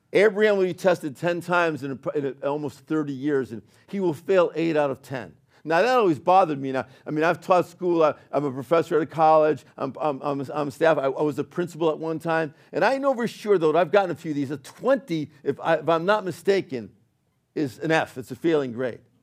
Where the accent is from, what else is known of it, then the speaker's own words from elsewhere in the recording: Northeast, United States; accent: New York; I was born in the Northeast, you know, and I got that, I got that little bit of that, that New York thing